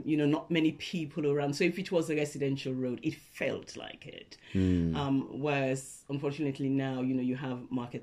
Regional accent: Freetown, Western Area, Sierra Leone; moved away as an adult; now in United Kingdom; I was born in Freetown, Sierra Leone.

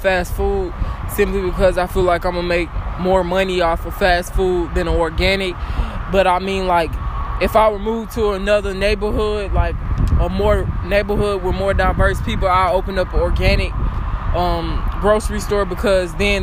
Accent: Dallas, Texas, United States; I'm from the Dallas-Fort Worth area. I've been living out here my whole life.

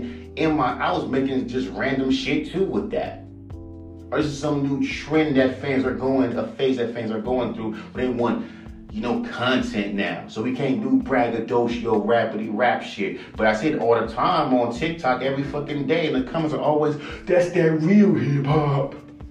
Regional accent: West Coast, United States; I'm from the fucking West Coast

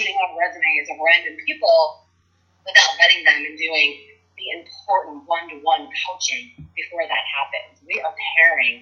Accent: West Virginia, United States; I live and I'm from West Virginia

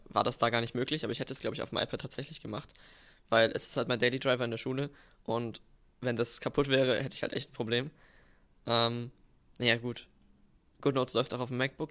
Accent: Bavaria, Germany; wir haben bei uns in Bayern

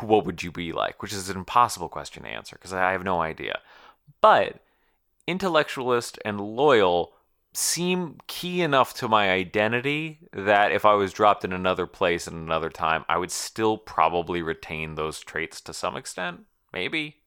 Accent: Connecticut, United States; I'm from Connecticut, or, or, like, Connecticuter

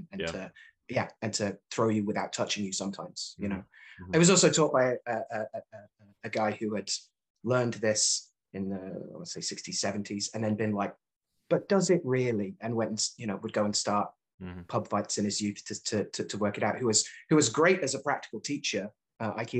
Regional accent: Birmingham, West Midlands, United Kingdom; moved away as an adult; also born or lived in Leeds, United Kingdom / New York, United States; now in New England, United States; I grew up in Birmingham

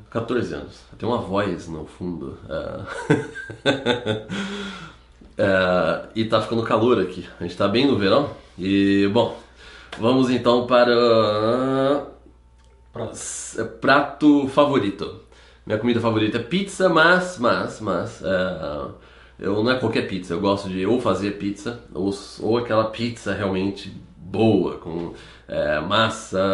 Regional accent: Campinas, São Paulo, Brazil; A gente morava no centro de Campinas

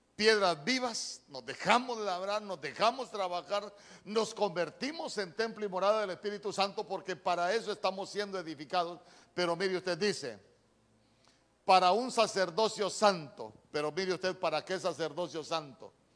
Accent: Choluteca, Honduras; aquí en mi pueblo

